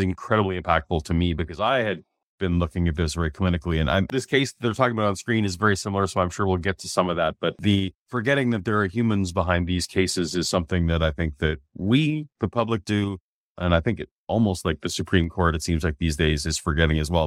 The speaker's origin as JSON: {"language": "English", "country": "Canada", "said": "the Canadian"}